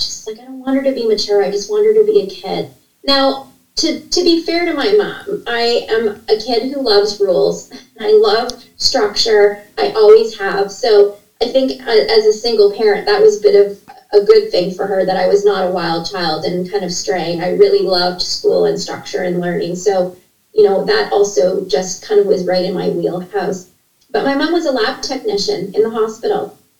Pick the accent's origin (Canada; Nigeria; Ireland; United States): Canada; Ontario; I was born in a small uh, town in uh, Ontario. I'm from Canada and to a single mom, and I'm an only child. And my mom was, we didn't have a lot of money. In fact, we grew up in a low income part of the city